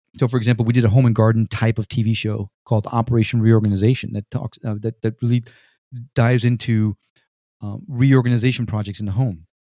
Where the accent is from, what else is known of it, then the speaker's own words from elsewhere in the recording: Connecticut, United States; moved away as an adult; also born or lived in Puerto Rico / New York City; now in Miami, United States; I was raised in Connecticut